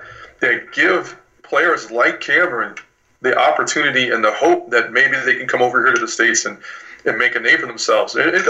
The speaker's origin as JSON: {"language": "English", "country": "Ireland", "said": "I am a Corny at heart. I am Irish, so there you go."}